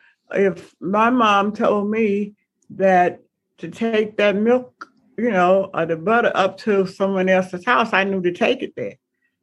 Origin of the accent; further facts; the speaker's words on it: the South, United States; growing up in the South